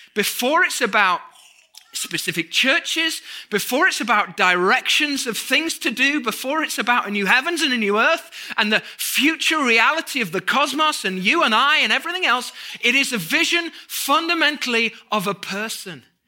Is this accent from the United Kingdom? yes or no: yes; United Kingdom; moved away as an adult; now in United States; we're British